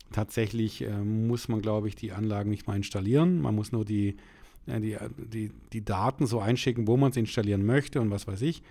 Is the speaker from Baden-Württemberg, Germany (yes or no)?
yes; Nellingen, Baden-Württemberg, Germany; Ich komme aus dem Ortsteil Nellingen